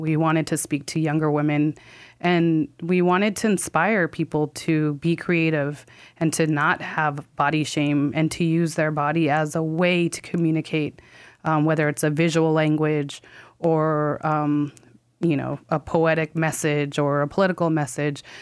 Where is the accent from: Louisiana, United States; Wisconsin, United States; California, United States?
California, United States; now in New York, United States; I am from California and live in New York